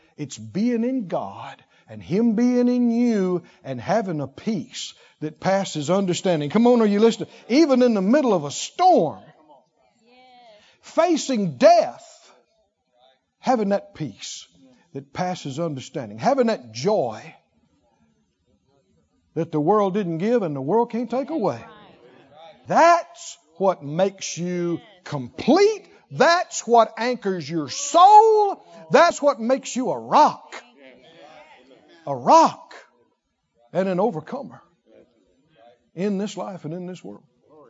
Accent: Mississippi, United States; I grew up in the South. And over in central rural Mississippi, the closest tiny town was 15, 20 miles away. I mean, when I say sticks, I mean sticks. We're country.

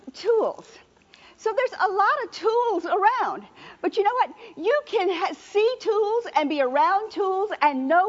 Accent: New Orleans, Louisiana, United States; I'm from New Orleans

